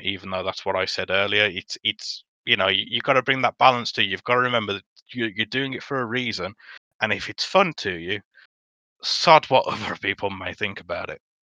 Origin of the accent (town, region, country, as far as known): Dudley, West Midlands, United Kingdom; accent: Black Country